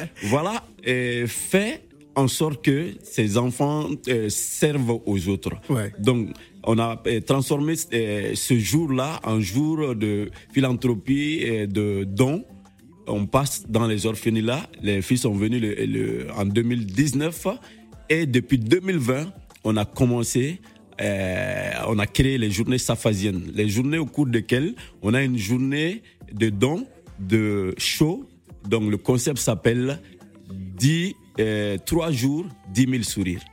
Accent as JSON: {"language": "French", "country": "Mali", "tie": "born or raised there", "also_born_or_lived": "Mounana, Gabon", "said": "je suis sorti à l'âge de 6 ans. Je suis venu au Mali"}